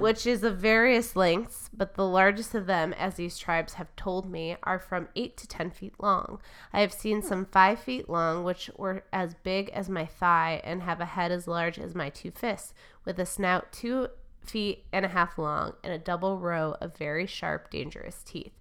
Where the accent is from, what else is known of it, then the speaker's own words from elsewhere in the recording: Michigan, United States; I'm from Michigan and I overpronounce vowels